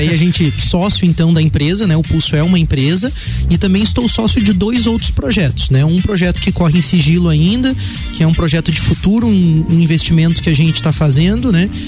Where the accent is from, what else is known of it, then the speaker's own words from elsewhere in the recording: Lages, Santa Catarina, Brazil; also born or lived in Curitiba; Eu sou natural de Lages mesmo. É, apesar de que nasci aqui e meus pais retornaram a Curitiba, então bem pequeno, eu vivi a minha primeira infância, né, uhum. naquela cidade. Quando retornei a Lages, então, é, pequeno ainda